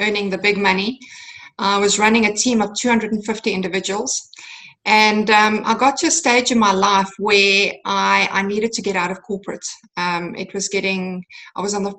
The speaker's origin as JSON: {"language": "English", "town": "Cape Town", "region": "Western Cape", "country": "South Africa", "tie": "born or raised there", "said": "I'm from South Africa, Cape Town, South Africa, and born and bred"}